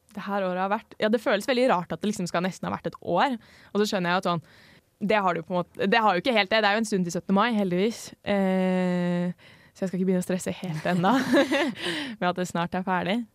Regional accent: Oslo, Norway; moved away as an adult; now in Trondheim, Norway; Jeg er 22 år, kommer fra Oslo. Ja, der jeg kommer fra, heter ikke noe sånn veldig spesiell. Men eh, ja, Oslo øst eh, i nærheten av Vålerenga

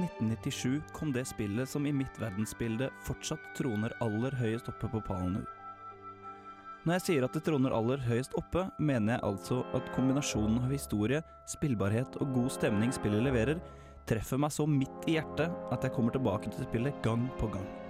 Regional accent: Larvik, Vestfold, Norway; hjemme i Larvik

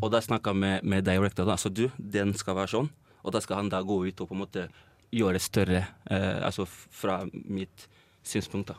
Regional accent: Trondheim, Trøndelag, Norway; moved away as an adult; now in Oslo, Norway; Kommer jo egentlig fra Trondheim, så har jeg flytta til Oslo for å da jobbe mer med musikken min

